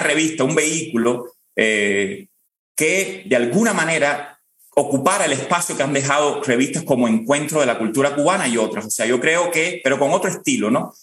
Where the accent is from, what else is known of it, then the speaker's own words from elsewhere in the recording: Cuba; moved away as an adult; los cubanos tenemos que, que recobrar. Los cubanos nos queremos a los cubanos